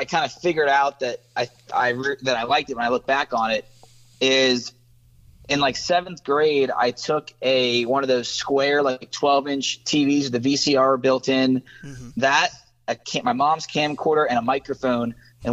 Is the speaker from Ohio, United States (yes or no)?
yes; Cincinnati, Ohio, United States; also born or lived in Louisiana; From Cincinnati, from the west side. Grew up in White Oak and went to LaSalle High School and then University of Cincinnati. So I'm Cincinnati through and through.